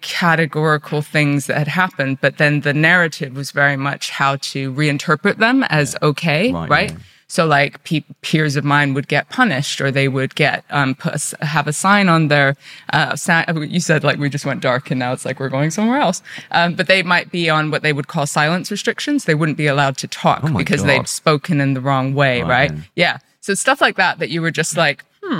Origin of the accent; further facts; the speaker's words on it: India; also born or lived in Russia; We grew up in communes. We grew up in India and Russia.